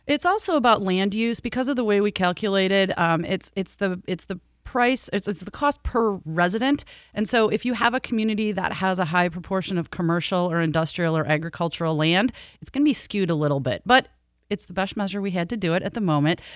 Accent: Chicago, Illinois, United States; moved away as an adult; also born or lived in Southeast Michigan; now in Michigan, United States; I grew up in Chicago

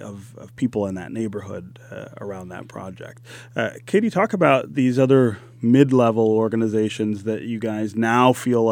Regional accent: Detroit, Michigan, United States; born there; the Literary Arts and Community Center that I've started in the home where my family lived when I was born over on the West Side.

